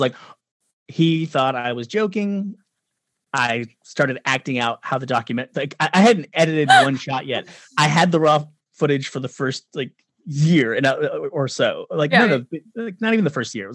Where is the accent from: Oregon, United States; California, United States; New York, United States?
California, United States; Orange County; I grew up in Orange County, and I was in the 90s, I was at like all the ska shows.